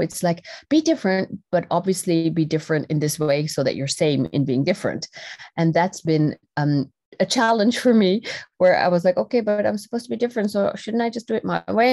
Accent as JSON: {"language": "English", "country": "Netherlands", "tie": "born or raised there", "said": "I was r-, born and raised in the Netherlands, uh, in Europe"}